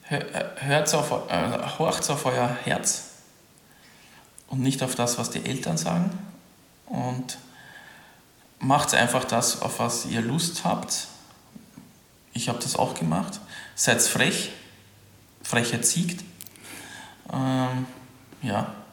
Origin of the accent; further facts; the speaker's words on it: Sweden; German is a second language; now in Germany; weil ich bin ja Quereinsteiger und ich bin sowieso Ausländer als Schwede